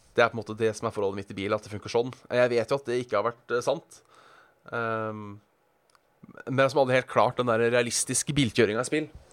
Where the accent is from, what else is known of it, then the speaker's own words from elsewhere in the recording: Hønefoss, Buskerud, Norway; jeg er fra Hønefoss og ikke tok lappen da jeg var 18